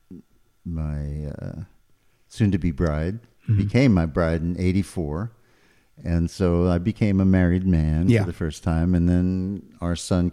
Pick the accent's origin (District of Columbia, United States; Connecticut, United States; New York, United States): New York, United States; New York City; moved away as an adult; also born or lived in Burbank, California / Los Angeles; now in Nashville, United States; the house I grew up in Queens.